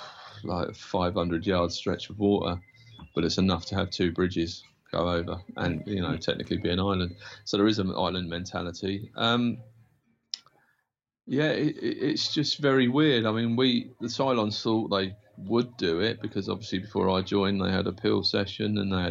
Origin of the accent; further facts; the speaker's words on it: Isle of Wight, South East England, United Kingdom; moved away as an adult; also born or lived in Portsmouth; And kind of then moved over to Portsmouth from the Isle of Wight, because I'm from the Isle of Wight originally.